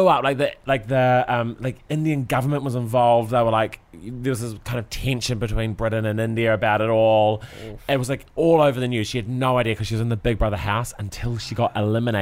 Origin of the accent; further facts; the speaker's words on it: Christchurch, Canterbury, New Zealand; where we grew up, it snows like once a year in Christchurch